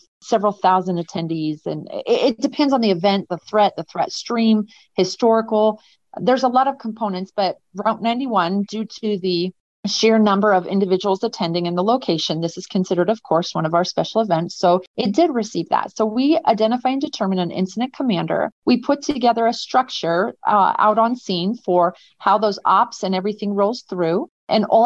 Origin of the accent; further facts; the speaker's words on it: Seattle, Washington, United States; moved away as an adult; now in Las Vegas, United States; I'm a transplant. I'm from Seattle, Washington, actually.